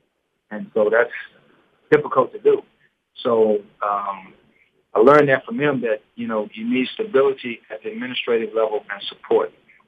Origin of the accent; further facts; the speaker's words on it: Houston, Texas, United States; I'm born and raised in Houston, exactly like 80 miles from Lamar's campus to my doorstep where I grew up from.